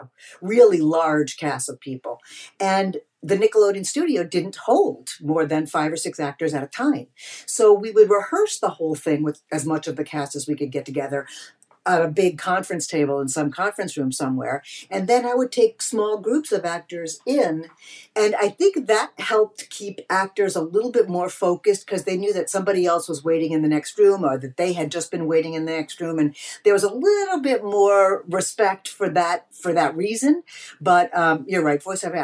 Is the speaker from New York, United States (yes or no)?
yes; Eastern Long Island, New York, United States; born or raised there; moved away as an adult; now in Los Angeles, United States